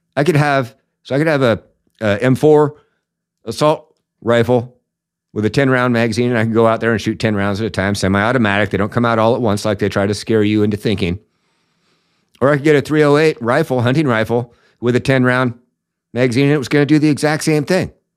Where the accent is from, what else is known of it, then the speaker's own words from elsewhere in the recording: Washington, United States; the communist state of Washington here a little bit, which, as most of you know, is where I'm from